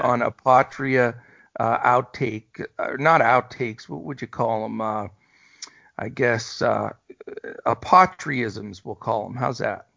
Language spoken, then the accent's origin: English; East Coast, United States; now in Texas, United States; I'm from the East Coast originally, as you know, so I grew up on Dunkin'